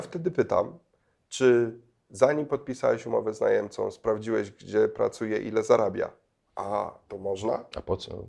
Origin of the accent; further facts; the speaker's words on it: Poland; also born or lived in Kenya (half Kenyan ancestry)